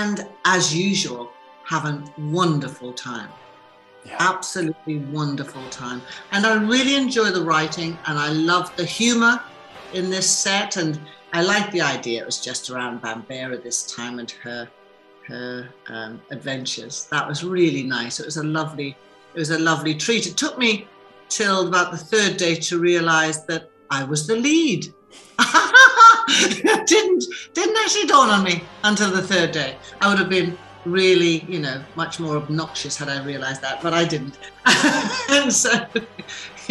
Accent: Newcastle upon Tyne, North East England, United Kingdom; accent: Geordie; being a Geordie

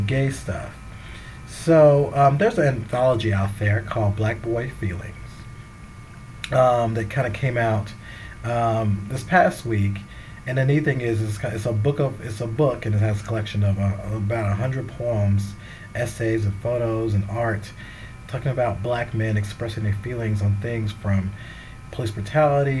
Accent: the South, United States; I come from the South. I grew up a certain way

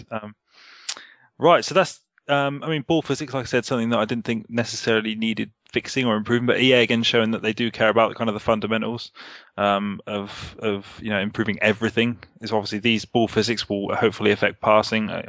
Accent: Surrey, South East England, United Kingdom; I'm not Cockney. I'm from Surrey.

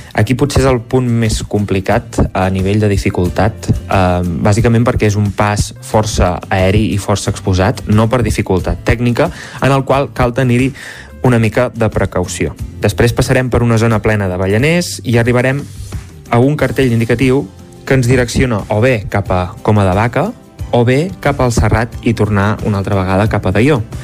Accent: Campdevànol, Catalonia, Spain; sóc de Can de Bànol

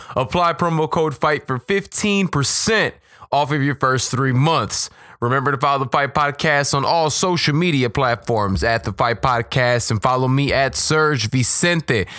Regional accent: Chicago, Illinois, United States; I'm from Chicago, I'm from the hood

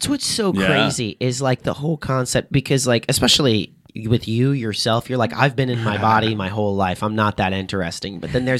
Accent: Southern Illinois, United States; moved away as an adult; now in Los Angeles, United States; I went back to Southern Illinois, my hometown

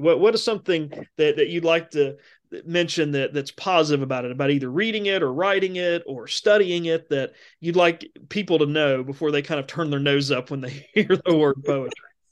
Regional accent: Appalachia, United States; what I've experienced as an Appalachian

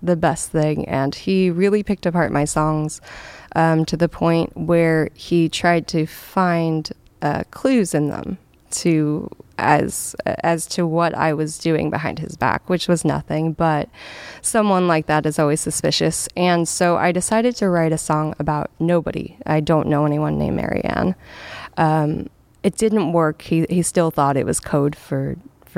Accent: Washington, United States; moved away as an adult; also born or lived in San Diego, California; now in California, United States; I never felt like I belonged in my hometown

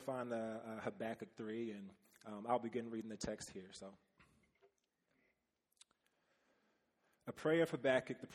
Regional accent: Kansas City, Missouri, United States; moved away; So I am from Kansas City, originally born and raised

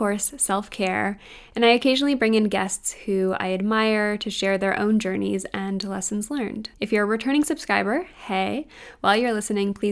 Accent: Canada; as a Canadian shopping online at US stores

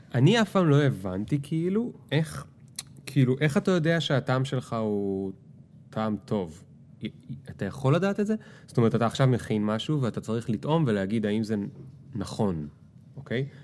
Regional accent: the Krayot, Haifa District, Israel; גדלנו ביחד בקריות

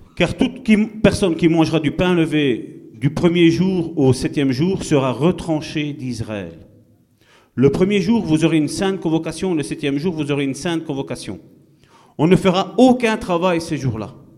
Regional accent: Italy; moved away; Je suis italien

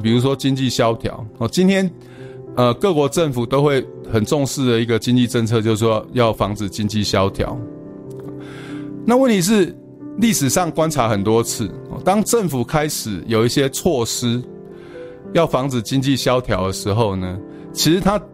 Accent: Taiwan; 我们台湾人

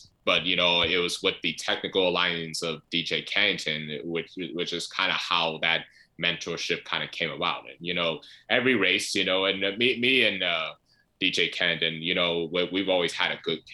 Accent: United States; being an American

